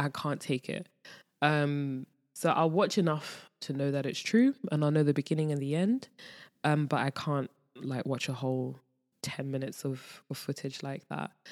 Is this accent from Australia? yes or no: no; London, United Kingdom; moved away as an adult; now in Ghana; being born and raised in London, I know what it's like to be in the hood